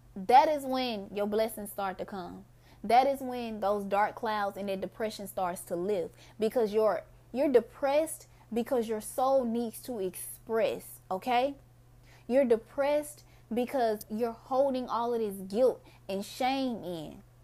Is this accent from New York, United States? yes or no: no; Mississippi, United States; my people, we're Mississippians